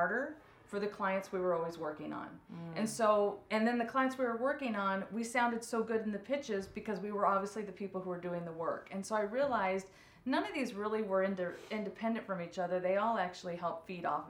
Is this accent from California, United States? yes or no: yes; Orange County, California, United States; I am from Orange County